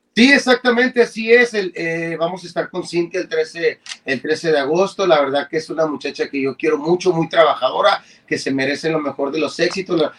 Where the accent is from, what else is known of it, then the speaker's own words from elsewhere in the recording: Mexico; todos somos mexicanos